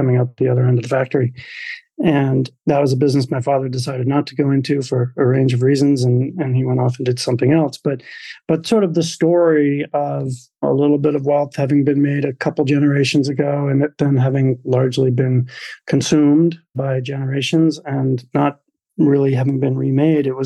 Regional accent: Maine, United States; I was the youngest of four boys growing up in Maine

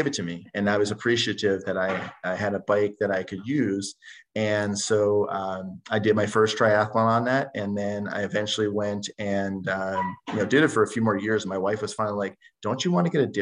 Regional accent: New Jersey, United States; now in Minnetonka, United States; I'm from New Jersey

